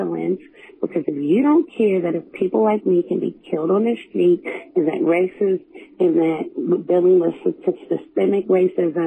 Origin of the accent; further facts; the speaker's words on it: West Virginia, United States; moved away as an adult; now in Texas, United States; I'm a Nigerian-American from West Virginia